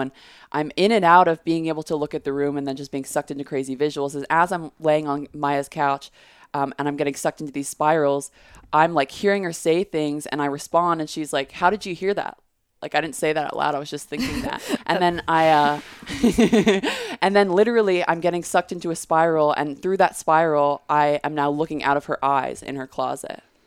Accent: Texas, United States; I grew up in Texas

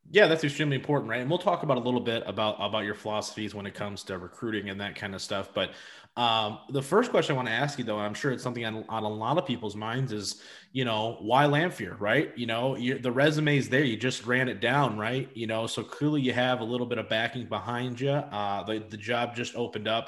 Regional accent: Madison Heights, Michigan, United States; I'm from Madison Heights

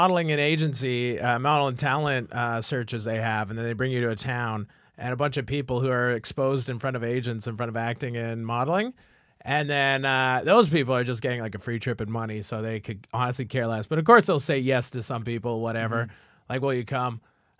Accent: Saskatchewan, Canada; Like, and not like I would know. I'm from Saskatchewan. Who knows anything in Saskatchewan, right?

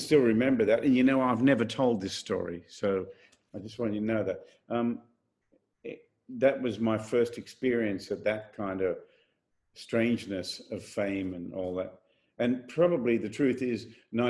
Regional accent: Australia; my home country

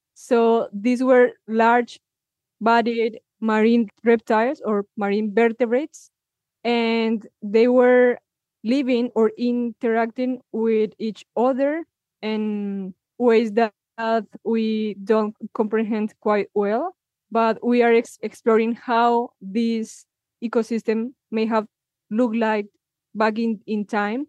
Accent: Villa de Leyva, Boyacá, Colombia; my hometown, Villa Leiva

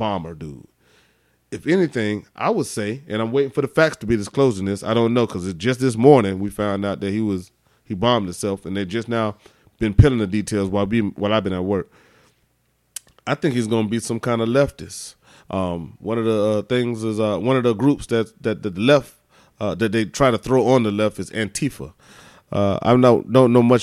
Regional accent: Alaska, United States; I'm from Alaska.

